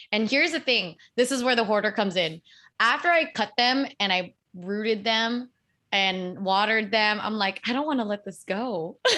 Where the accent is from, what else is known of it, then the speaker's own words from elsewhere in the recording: United States; I grew up in America